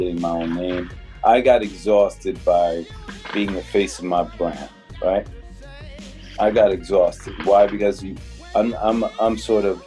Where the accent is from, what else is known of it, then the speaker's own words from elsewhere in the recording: Newark, New Jersey, United States; I'm from Newark